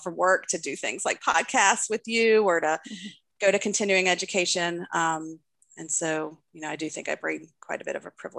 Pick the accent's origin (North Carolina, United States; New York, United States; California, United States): North Carolina, United States; Raleigh; I am a cisgendered white female from Raleigh, North Carolina, and I come from a upper middle class family